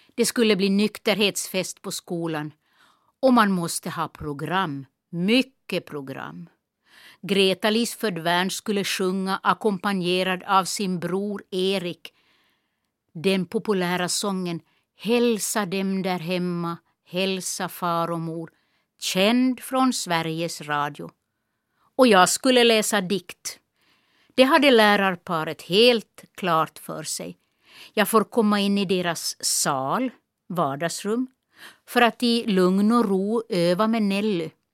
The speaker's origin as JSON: {"language": "Swedish", "area": "Kiskis, Esse", "region": "Ostrobothnia", "country": "Finland", "tie": "born or raised there", "also_born_or_lived": "Nykarleby / Stockholm", "accent": "Esse dialect", "first_language": "Esse dialect (Swedish)", "moved": "as an adult", "said": "min lärare i byskolan hemma i Kisk"}